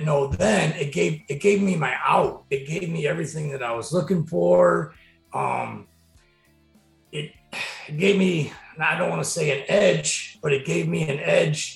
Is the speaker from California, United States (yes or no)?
no; Wauseon, Ohio, United States; I'm from Wauseon, originally born and raised, graduated high school here in 1997